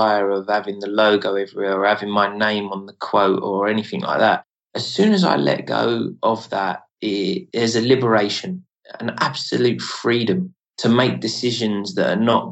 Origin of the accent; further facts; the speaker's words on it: United Kingdom; being a British man